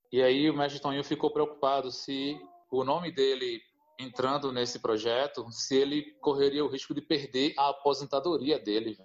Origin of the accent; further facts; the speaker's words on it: Recife, Pernambuco, Brazil; now in São Paulo, Brazil; Eu tô morando em São Paulo, eu sou de Recife, né? Sou ali da zona norte do Recife, mas eu moro em São Paulo atualmente